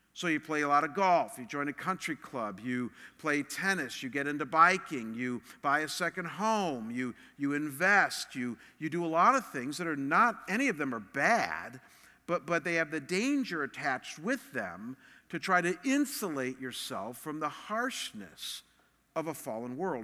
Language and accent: English; Chagrin Falls, Ohio, United States; my hometown, Chagrin Falls